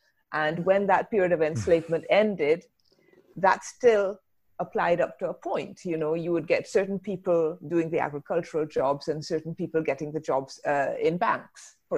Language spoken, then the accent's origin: English; England, United Kingdom; now in Barbados; It's a strange thing because I'm here in the Caribbean. I'm British originally, British Barbadian.